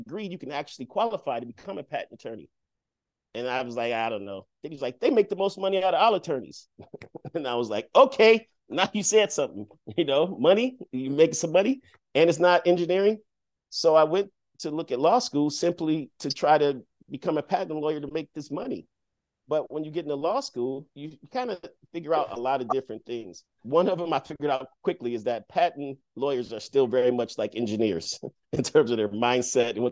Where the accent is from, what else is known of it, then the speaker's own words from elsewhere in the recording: Detroit, Michigan, United States; growing up in Detroit